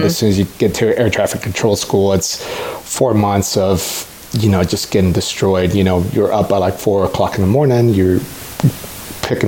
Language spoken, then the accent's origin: English; San Antonio, Texas, United States; also born or lived in Mexico City, Mexico / Austin, Texas; grew up in San Antonio